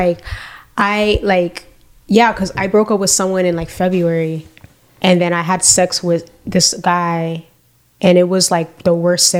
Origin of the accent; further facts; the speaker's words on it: Broward, Florida, United States; I'm from Broward